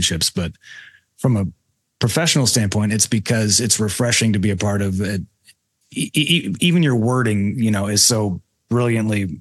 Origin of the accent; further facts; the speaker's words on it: Lubbock, Texas, United States; now in Utah, United States; I'm from Lubbock, Texas, which maybe it's like the Prescott of Texas. I don't know. But I've been in Utah for 22 years